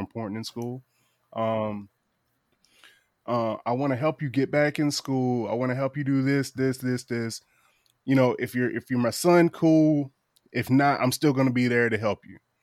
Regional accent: Eastern Shore of Virginia, United States; I'm from the Eastern Shore of Virginia

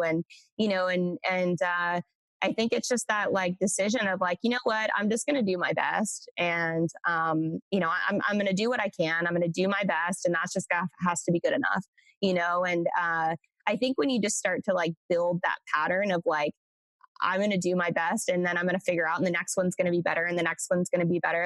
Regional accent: Central Coast, California, United States; now in Austin, United States; I am from originally uh, Central Coast, California, um, is where I grew up.

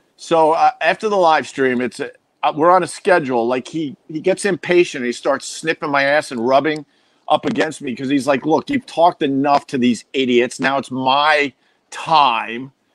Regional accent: Centerport, New York, United States; I grew up on Long Island, um, in Centerport

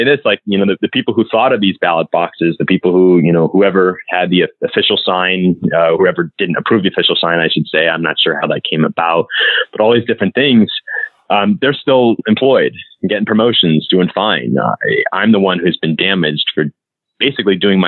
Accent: Southern California, United States; I grew up in Southern California

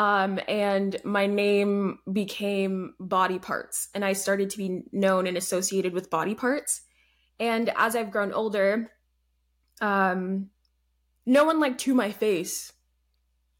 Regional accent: Atlanta, Georgia, United States; also born or lived in Alabama / Canada / Germany / Colorado; I'm from Georgia, suburbs of Atlanta.

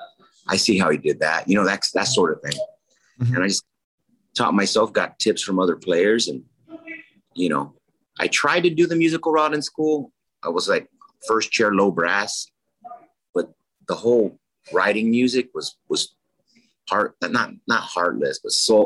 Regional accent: San Diego, California, United States; I grew up in South San Diego. Logan Heights, Chula Vista, National City

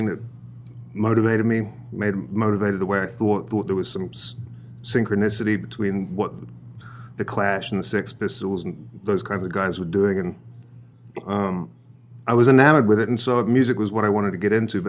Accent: North Island, New Zealand; moved away; also born or lived in Los Angeles, United States / Thailand; That's where I hail from. I grew up in a very small town in the middle of the North Island, a farming community

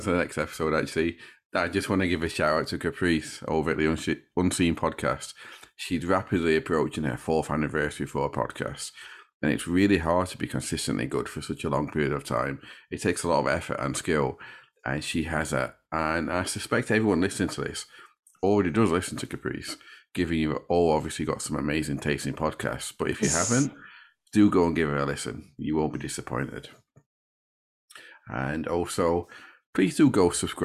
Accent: Sheffield, Yorkshire and the Humber, United Kingdom; I come from Sheffield

